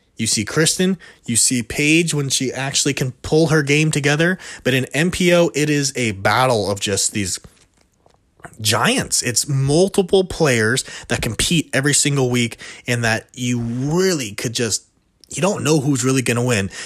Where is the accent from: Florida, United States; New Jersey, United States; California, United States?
California, United States; I'm from California, right next to De La Vega